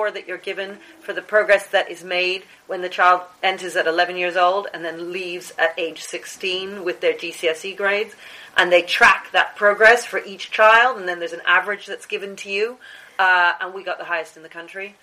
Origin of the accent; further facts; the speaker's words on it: New Zealand; now in United Kingdom; I was born in New Zealand